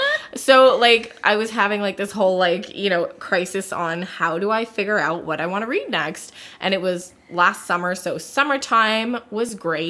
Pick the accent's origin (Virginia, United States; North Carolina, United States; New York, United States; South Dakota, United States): North Carolina, United States; We're both from North Carolina.